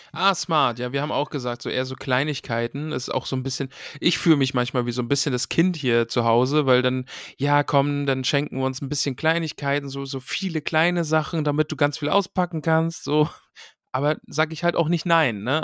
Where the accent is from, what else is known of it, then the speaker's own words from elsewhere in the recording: East Germany, Germany; Ich bin ja aus dem Osten